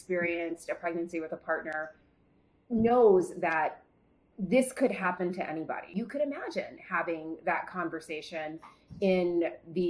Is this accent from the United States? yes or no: yes; the South, United States; I grew up in the South